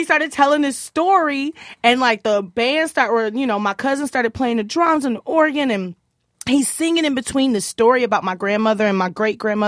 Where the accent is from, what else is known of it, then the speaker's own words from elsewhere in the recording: Houston, Texas, United States; moved away as an adult; now in Minneapolis, United States; I grew up in Houston